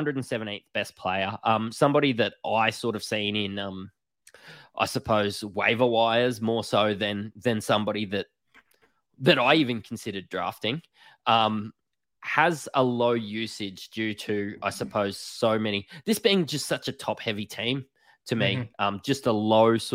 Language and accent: English; Australia; accent: Bogan; us being Australian, you can probably tell by our Bogan accents.